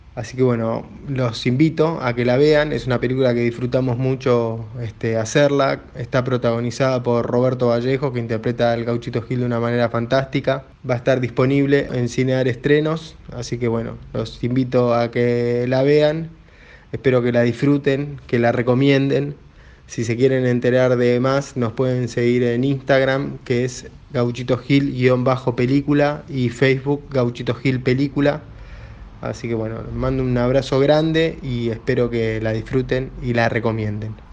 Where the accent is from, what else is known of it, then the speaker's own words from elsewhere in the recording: Corrientes, Argentina; Yo soy de Corrientes